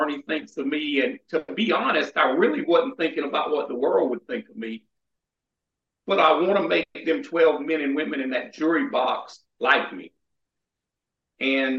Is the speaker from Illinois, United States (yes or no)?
no; South Carolina, United States; near Shaw Air Force Base here in my home state